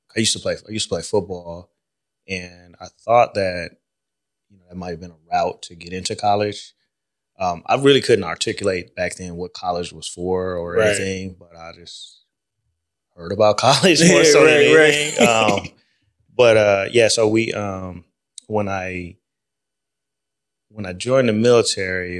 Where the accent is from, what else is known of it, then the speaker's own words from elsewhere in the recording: Los Angeles, California, United States; moved away as an adult; I'm originally from Los Angeles, grew up in L.A., left L.A. at 18, joined the military